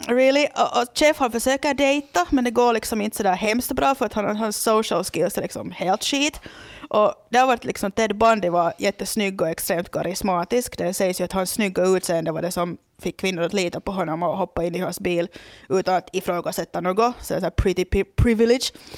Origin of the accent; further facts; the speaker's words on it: Loviisa, Uusimaa, Finland; moved away as an adult; now in Porvoo, Finland; det är då min hemby